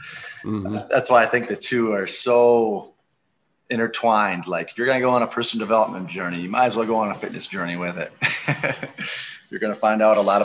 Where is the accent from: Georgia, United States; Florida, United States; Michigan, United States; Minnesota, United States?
Minnesota, United States; La Crescent; also born or lived in Twin Cities, Minnesota; I just moved back here 2 years ago. This is my hometown.